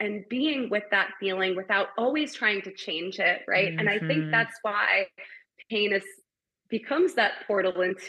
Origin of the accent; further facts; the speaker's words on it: New York, United States; I'm from New York.